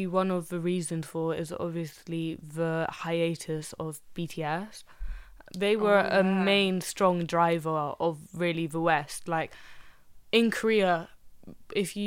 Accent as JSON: {"language": "English", "country": "Egypt", "moved": "yes", "said": "I'm from Egypt"}